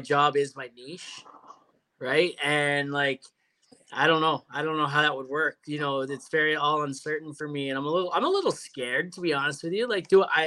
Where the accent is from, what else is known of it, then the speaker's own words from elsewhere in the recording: Canada; I'm Canadian